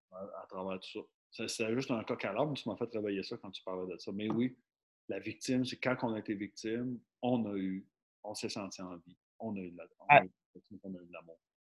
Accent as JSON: {"language": "French", "region": "Quebec", "country": "Canada", "said": "on est des Québécois"}